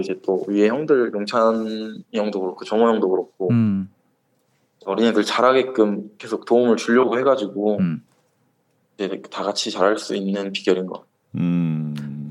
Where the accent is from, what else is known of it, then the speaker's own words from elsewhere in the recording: Gwangju, South Korea; moved away as an adult; also born or lived in Masan, Changwon; now in Changwon, South Korea; 저는 광주에 수편 음. 왔는데요. 음. 아. 아버지께서 고향이 거긴데